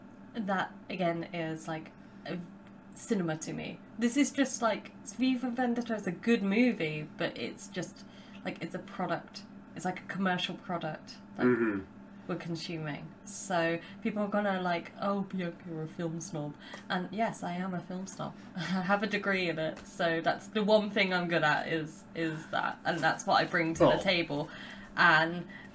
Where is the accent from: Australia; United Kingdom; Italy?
United Kingdom; accent: British